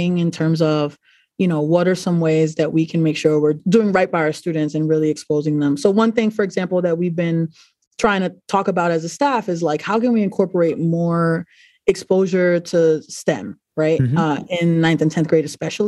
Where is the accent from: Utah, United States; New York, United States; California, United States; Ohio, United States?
New York, United States; New York City; now in Providence, United States; I'm originally from New York City, and I am an advisor